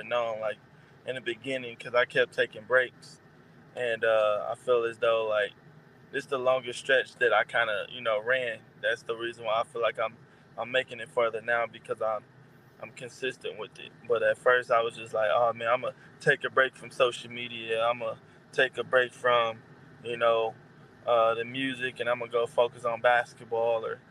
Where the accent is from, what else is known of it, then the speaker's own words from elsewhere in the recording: Milwaukee, Wisconsin, United States; now in Arizona, United States; I live in Arizona now, but I'm originally from Milwaukee